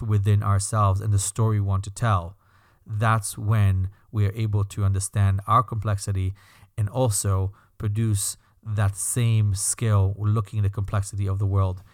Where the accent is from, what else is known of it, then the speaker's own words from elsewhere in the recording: Belgium; accent: slight accent; moved away; That's my slight accent, by the way. I'm Belgian.